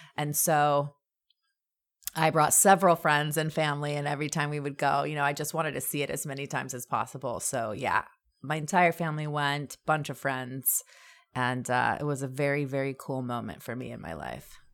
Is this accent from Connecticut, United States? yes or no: no; Anaheim, California, United States; also born or lived in Orange, California; I born and raised in Orange County in Orange and Anaheim.